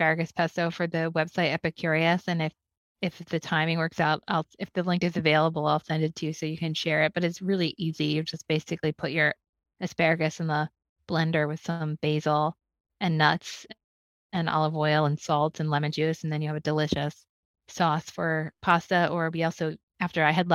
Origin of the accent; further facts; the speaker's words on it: Philadelphia, Pennsylvania, United States; growing up in Philadelphia